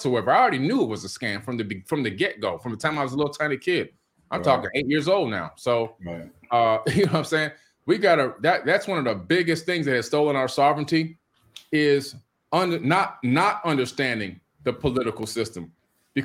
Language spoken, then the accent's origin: English; Miami, Florida, United States; when I was a little kid growing up in Miami